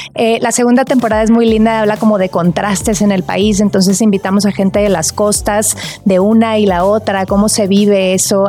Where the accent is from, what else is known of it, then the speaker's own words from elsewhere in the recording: Monterrey, Nuevo León, Mexico; moved away as an adult; now in Mexico City, Mexico; yo soy de Monterrey y hace algunos años que me mudé a vivir a la Ciudad de México